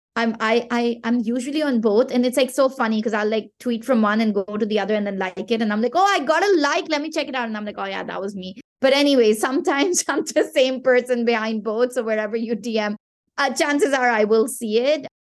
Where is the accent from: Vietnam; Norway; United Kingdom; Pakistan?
Pakistan; first language Pashto; English is a second language; from Pakistan, which is my home country